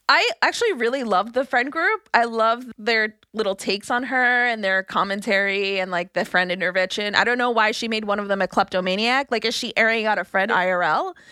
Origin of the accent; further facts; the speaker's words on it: New York City, New York, United States; I'm from Brooklyn. I'm not from the Bronx.